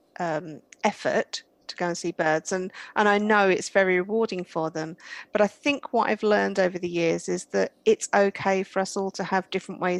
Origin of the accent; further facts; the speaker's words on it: United Kingdom; accent: British; I'm British, as you might be able to tell from my accent.